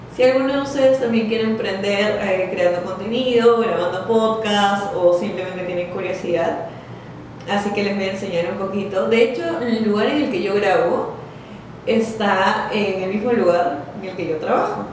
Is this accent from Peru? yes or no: yes; Peru; yo soy de Perú